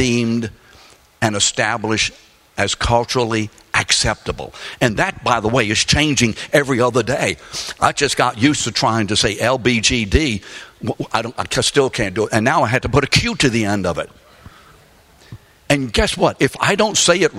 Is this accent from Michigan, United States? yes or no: no; New Orleans, Louisiana, United States; also born or lived in London; I was raised in New Orleans, Louisiana, after we came over on the Queen Mary in 1946. I was born in London